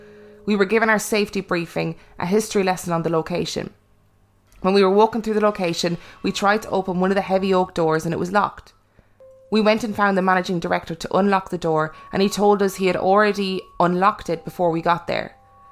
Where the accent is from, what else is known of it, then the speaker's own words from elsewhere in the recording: Canton, Massachusetts, United States; now in Ireland; I was born and raised in Canton, Massachusetts, to a middle-class family.